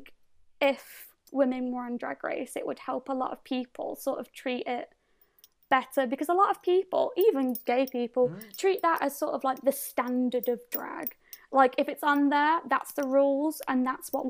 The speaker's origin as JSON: {"language": "English", "town": "Birmingham", "region": "West Midlands", "country": "United Kingdom", "said": "where are you from? And I was like, Birmingham."}